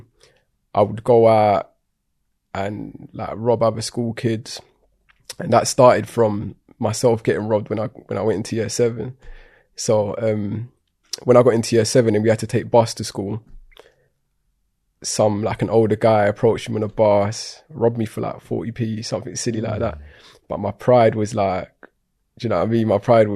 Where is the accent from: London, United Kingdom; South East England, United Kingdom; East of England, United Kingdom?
London, United Kingdom; I grew up in Tottenham, North London